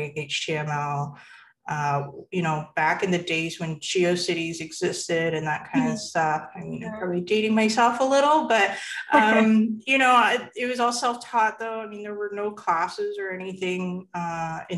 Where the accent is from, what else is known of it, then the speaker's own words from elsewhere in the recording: Canada; I am born and raised Canadian and very much identify as a Chinese Canadian